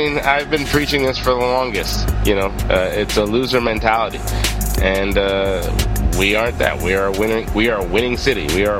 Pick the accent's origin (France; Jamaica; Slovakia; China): Jamaica; I'm Jamaican.